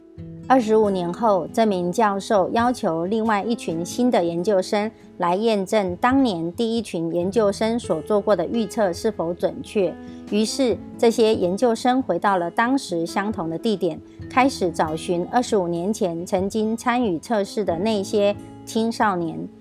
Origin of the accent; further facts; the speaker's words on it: Miaoli County, Taiwan; 今天要为大家导读的主题是“赢在影响力”。